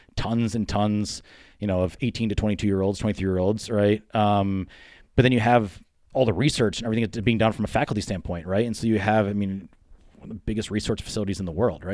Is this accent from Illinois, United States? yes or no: no; the Poconos, Pennsylvania, United States; moved away as an adult; I grew up in the Poconos, so again, from Pennsylvania.